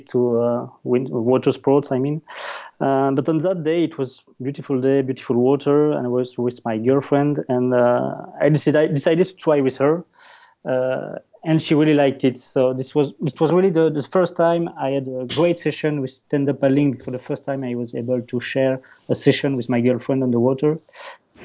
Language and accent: English; Wallonia, Belgium; accent: Dutch; first language French; English is a second language; I'm from Belgium. So my native language is French. Because in the south part of Belgium, you speak French, of course